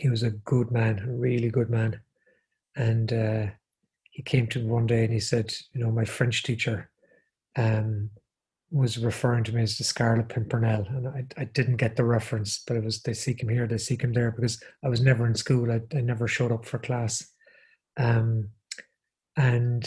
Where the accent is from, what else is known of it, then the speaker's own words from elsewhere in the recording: Galway, Connacht, Ireland; So I grew up in Galway, and I went to the secondary school I went to is called the Bish, St.